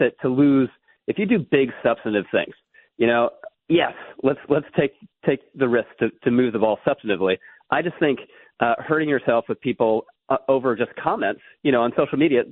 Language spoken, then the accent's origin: English; Virginia, United States; when I was growing up in Virginia